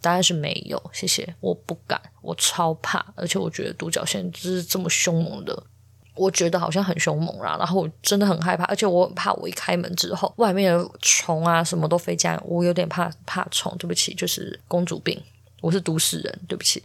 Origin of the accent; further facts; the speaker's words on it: Taichung, Taiwan; 因为我是台中人嘛